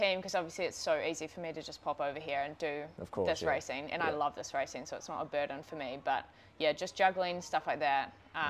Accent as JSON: {"language": "English", "region": "Auckland", "country": "New Zealand", "tie": "born or raised there", "also_born_or_lived": "New Plymouth", "said": "Grew up in Auckland."}